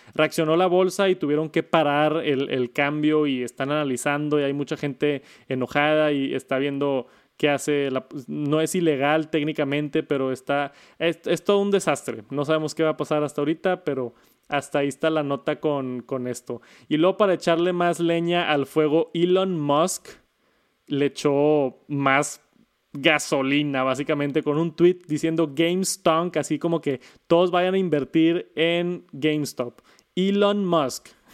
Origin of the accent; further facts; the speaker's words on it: Mexico; en mi país, en México